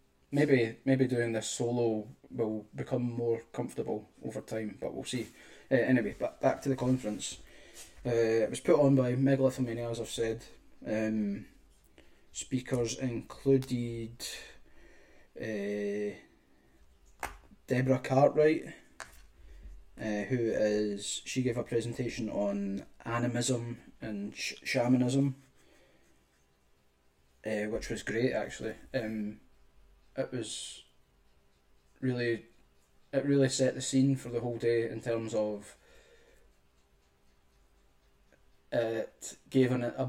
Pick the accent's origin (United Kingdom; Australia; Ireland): United Kingdom; Scotland; I'm from Scotland